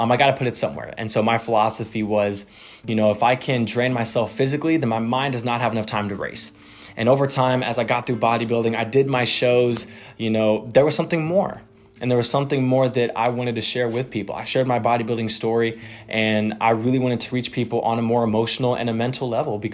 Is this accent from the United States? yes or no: yes; Texas, United States; I am born and raised in Texas.